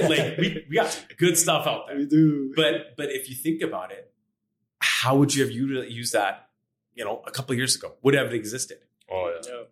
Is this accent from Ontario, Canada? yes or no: no; Edmonton, Alberta, Canada; uh, born and raised in Edmonton. Uh, been here for almost 40 years